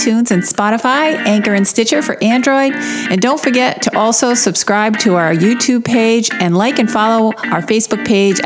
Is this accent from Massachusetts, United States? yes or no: no; Rhode Island, United States; moved away as an adult; now in Florida, United States; I'm from Rhode Island